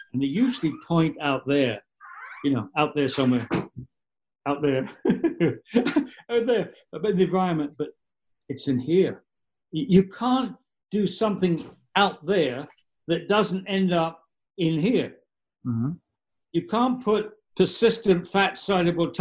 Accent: England, United Kingdom; now in New York State, United States; I'm English.

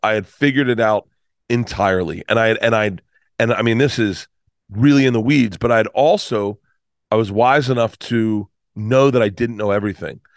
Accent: Tampa, Florida, United States; moved away; I grew up in Tampa.

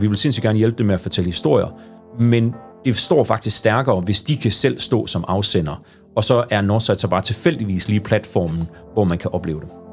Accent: Aarhus, Central Denmark Region, Denmark; moved away as an adult; now in Struer, Denmark; Jeg har faktisk aldrig opholdt mig mere end en måned uden for Ringgaden. Det passer ikke, ikke uden for Ringgaden, men uden for Aarhus Kommune

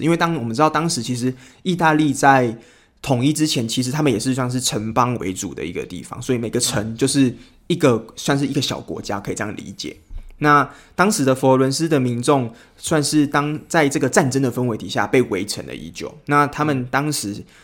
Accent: Taiwan; 我们台湾人就是我们喜欢看到奖品要很丰盛

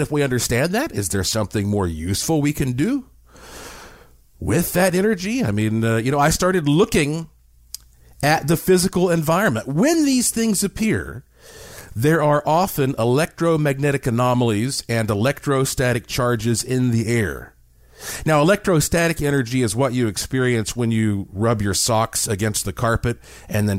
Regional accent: Asheville, North Carolina, United States; I grew up in Asheville, North Carolina

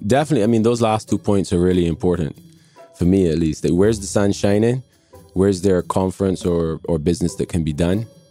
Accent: Barbados; accent: international; also born or lived in England / Miami; now in London, United Kingdom; I'm from Barbados, and uh, I was born in England but grew up in Barbados from an infant onwards

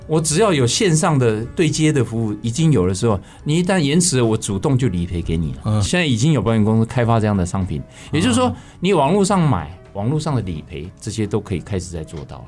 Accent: Taiwan; 我们中国人的台湾这边的社会

